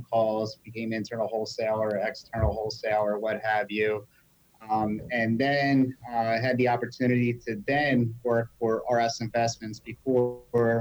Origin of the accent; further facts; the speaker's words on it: Delaware County, Pennsylvania, United States; accent: Delaware Valley; I'm from Delaware County